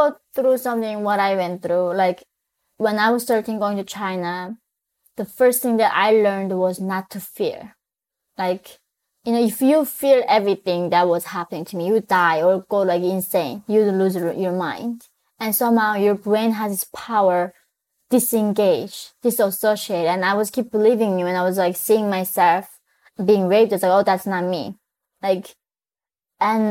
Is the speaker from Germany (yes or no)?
no; North Korea; moved away; I was born in North Korea